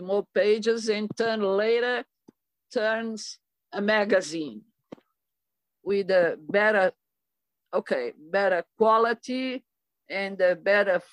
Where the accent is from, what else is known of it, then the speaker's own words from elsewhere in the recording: Mozambique; moved away as an adult; now in São Paulo, Brazil; I was born in Mozambique, East Africa, in the Indian Ocean, ex-Portuguese colony.